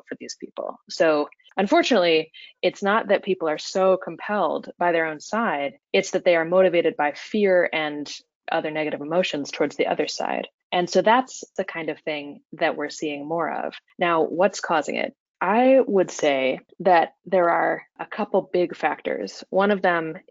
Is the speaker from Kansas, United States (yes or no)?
yes; Kansas, United States; now in Washington, D.C., United States; I grew up in Kansas